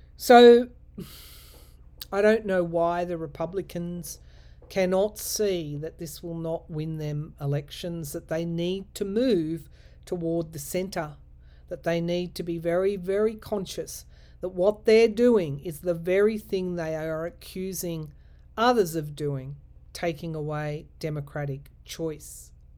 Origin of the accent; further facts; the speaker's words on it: New South Wales, Australia; We were lucky at the time in my home state to have a female premier